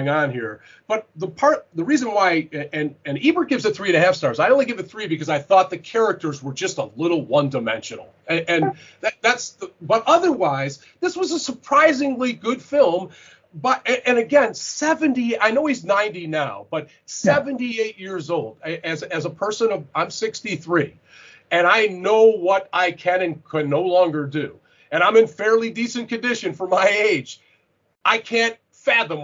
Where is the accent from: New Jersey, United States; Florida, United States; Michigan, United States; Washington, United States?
Michigan, United States; Detroit; growing up in Detroit, I knew both old guys like Kowalski and ones like the Hmong gang, even though in Detroit where I grew up